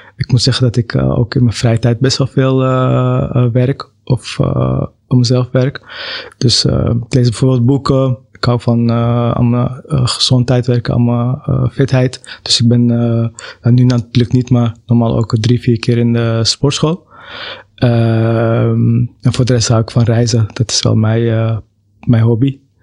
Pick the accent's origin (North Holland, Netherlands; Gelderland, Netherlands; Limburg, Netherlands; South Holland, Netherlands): North Holland, Netherlands; Amsterdam; Ik ben zelf wel geboren in Amsterdam